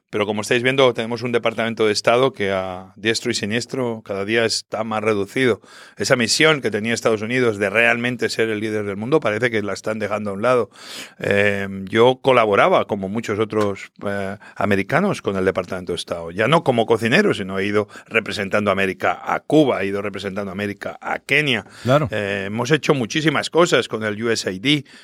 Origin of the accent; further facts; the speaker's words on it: Spain; Yo soy español, pero al final me considero hispano-latino y yo soy lo que soy gracias a muchísimos hispanos, latinos que, que, me han ayudado a abrir tantos restaurantes.